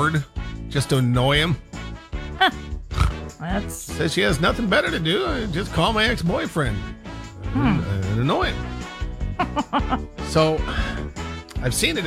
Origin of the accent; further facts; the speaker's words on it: Montana, United States; moved away; growing up in Montana hunting with my dad